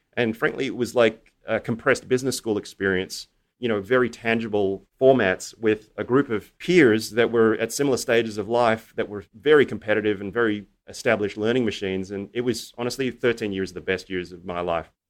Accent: Australia; I grew up in Australia

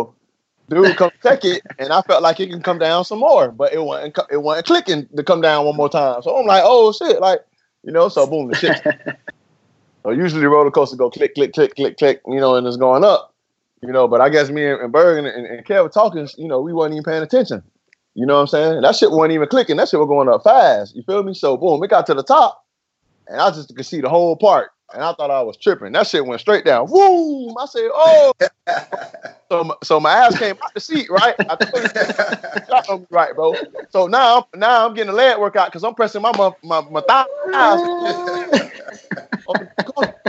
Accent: Lakeland, Florida, United States; I was from Lakeland

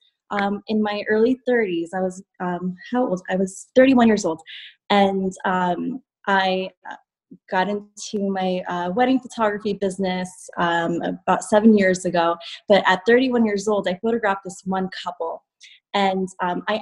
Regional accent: South River, New Jersey, United States; I am from South River, New Jersey

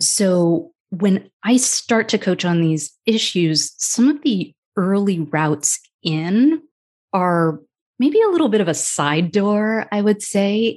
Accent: United States; I'm Indian American, biracial

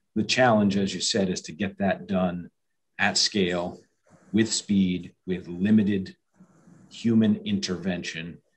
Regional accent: New Hampshire, United States; moved away as an adult; now in upstate New York, United States; I am from New Hampshire originally

